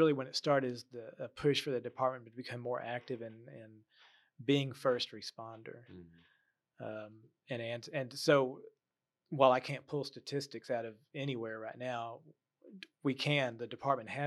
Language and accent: English; Waco, Texas, United States; I grew up in North Waco. I live in South Waco